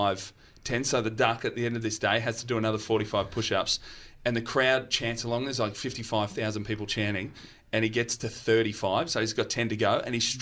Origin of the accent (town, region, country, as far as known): Australia